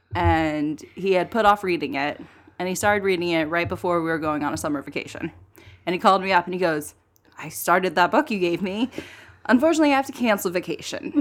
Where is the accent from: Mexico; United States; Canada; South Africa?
United States; Texas; also born or lived in Brooklyn, New York City; now in New York City, United States; I'm from Texas. I live